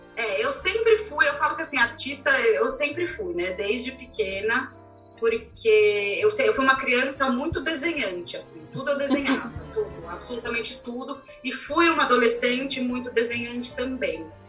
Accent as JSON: {"language": "Portuguese", "country": "Brazil", "said": "sendo brasileiro"}